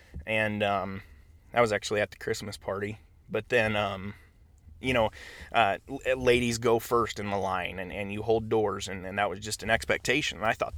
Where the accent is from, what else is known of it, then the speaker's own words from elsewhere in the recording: Laramie, Wyoming, United States; my dad taught ag for a short time, and so I grew up in the Laramie high school ag building